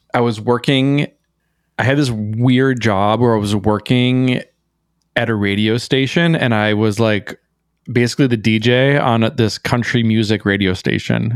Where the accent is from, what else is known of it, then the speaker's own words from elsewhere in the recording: Minnesota, United States; moved away as an adult; also born or lived in New York City; growing up in Minnesota, especially in a small town